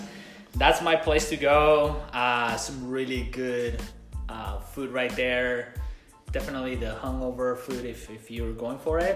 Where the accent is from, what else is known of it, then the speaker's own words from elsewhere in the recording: Mexico; moved away; I'm from Mexico originally